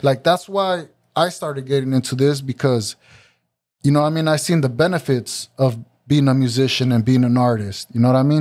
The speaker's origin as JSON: {"language": "English", "town": "Santa Ana", "region": "California", "country": "United States", "tie": "born or raised there", "said": "being a young Mexican growing up in Santa Ana"}